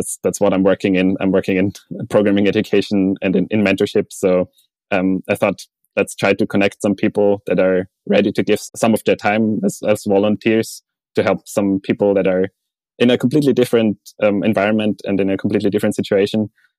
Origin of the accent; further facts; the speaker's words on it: Austria; let's say in Austria, my home country, it feels that there is some kind of a social network provided by the government